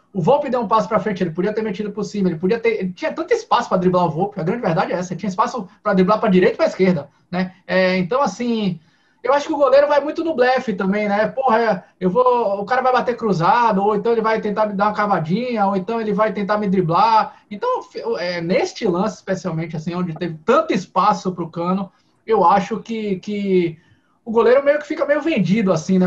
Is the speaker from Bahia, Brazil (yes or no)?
yes; Bahia, Brazil; como bom baiano